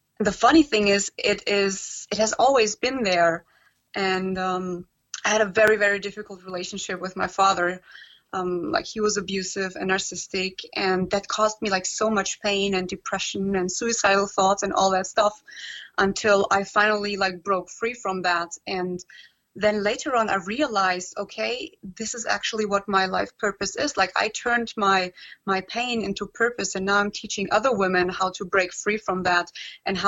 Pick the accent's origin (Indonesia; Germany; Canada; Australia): Germany; also born or lived in Transylvania, Romania; now in Heidelberg, Germany; I was born there, but my parents sort of like went back to Germany when I was very little, just 1 year old. Mm. So I grew up here in Germany.